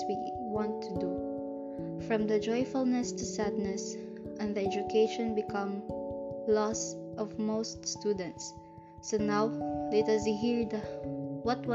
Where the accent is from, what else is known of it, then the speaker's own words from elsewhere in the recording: Philippines; we Filipinos